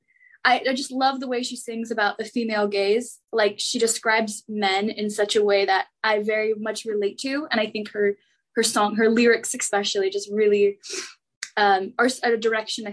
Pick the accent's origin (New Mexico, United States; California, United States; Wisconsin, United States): California, United States; Los Angeles; moved away as an adult; now in Washington, D.C., United States; I'm from Los Angeles and go to school back east